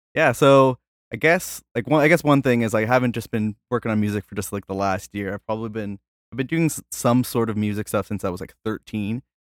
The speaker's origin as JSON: {"language": "English", "country": "Canada", "said": "I'm from Canada"}